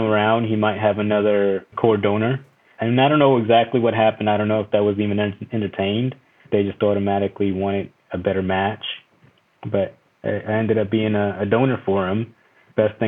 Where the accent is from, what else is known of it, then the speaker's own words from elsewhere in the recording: El Salvador; moved away; I was born in El Salvador